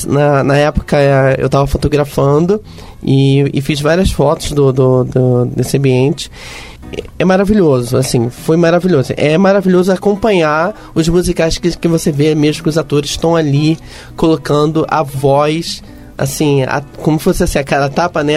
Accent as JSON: {"language": "Portuguese", "region": "Rio de Janeiro", "country": "Brazil", "accent": "carioca", "said": "eu sou carioca"}